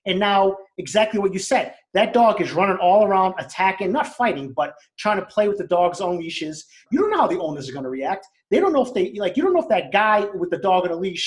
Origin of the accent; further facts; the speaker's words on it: Boston, Massachusetts, United States; Growing up in East Boston, there were a lot of cops.